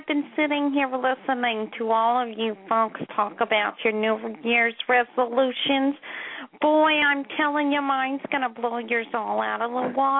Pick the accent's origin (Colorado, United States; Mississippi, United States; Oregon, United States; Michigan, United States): Oregon, United States; Salem; I'm not from New York. I'm from Oregon. … I am actually from Salem.